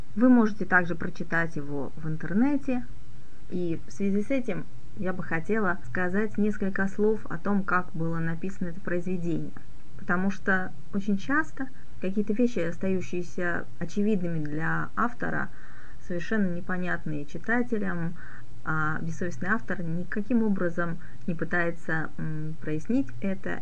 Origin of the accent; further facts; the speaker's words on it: Crimea, Ukraine; moved away; сама родом я из Крыма